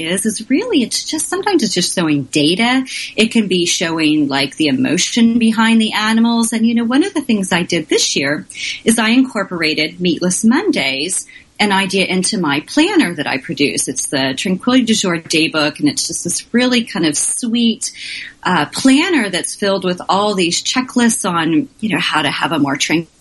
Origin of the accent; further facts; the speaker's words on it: Oklahoma, United States; now in Washington, D.C., United States; I'm from Oklahoma, the exciting world of Oklahoma, and my parents had cows